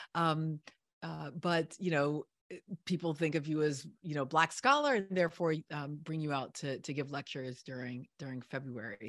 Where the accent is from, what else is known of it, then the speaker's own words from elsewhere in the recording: Virginia, United States; I grew up in Virginia